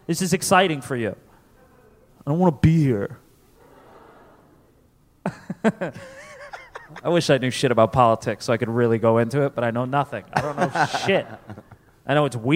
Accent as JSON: {"language": "English", "region": "Connecticut", "country": "United States", "tie": "born or raised there", "said": "I grew up in Connecticut."}